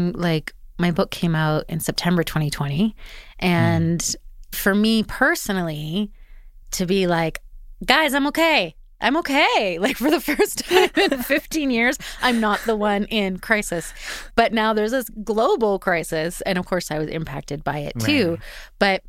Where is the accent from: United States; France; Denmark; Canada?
Canada; Edmonton, Alberta; moved away as an adult; now in Vancouver, Canada; I'd been in Vancouver 17 years. I'd moved there when I was 18. Like I became an adult there. Mm-hmm. I grew up in Edmonton